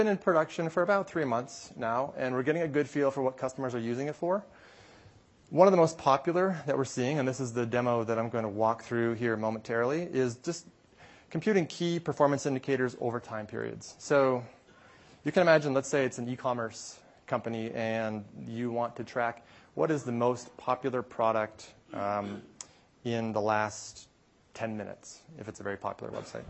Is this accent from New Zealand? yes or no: no; Canada; I am from Canada, so I enjoy hockey.